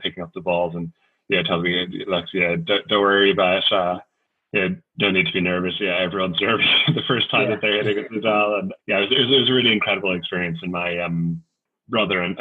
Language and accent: English; Ireland; growing up in Ireland